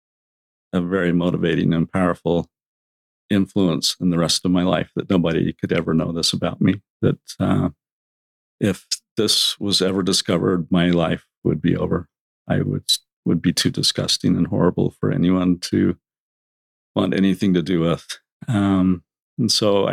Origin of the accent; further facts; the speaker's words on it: Orem, Utah, United States; I grew up in Orem.